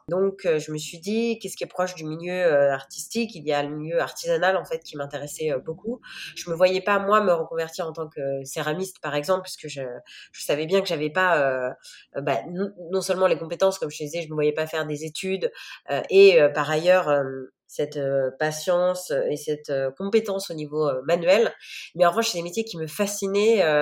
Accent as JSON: {"language": "French", "town": "Chartres", "region": "Centre-Val de Loire", "country": "France", "tie": "born or raised there", "also_born_or_lived": "Paris / New York", "moved": "as an adult", "said": "j'ai, fait mon enfance euh, à Chartres, qui est donc une ville à côté de Paris"}